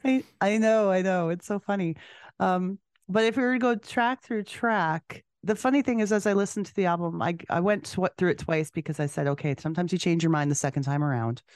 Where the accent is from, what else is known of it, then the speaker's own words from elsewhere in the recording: Canada; being a Canadian.